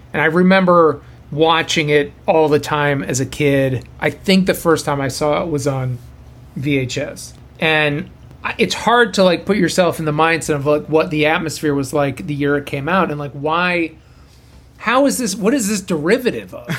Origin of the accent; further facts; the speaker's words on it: Boston, Massachusetts, United States; moved away as an adult; now in Los Angeles, United States; I'm from Boston, and I I went to Emerson